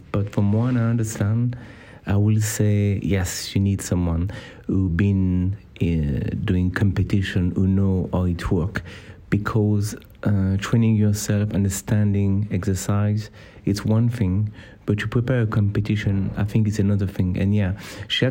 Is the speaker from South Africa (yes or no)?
no; France; accent: French; English is a second language; my French accent